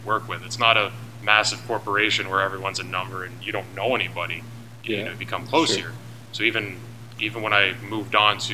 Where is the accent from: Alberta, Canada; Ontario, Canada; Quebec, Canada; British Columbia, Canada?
Ontario, Canada; Hamilton; moved away as an adult; now in Waterloo, Canada; initially I'm from Hamilton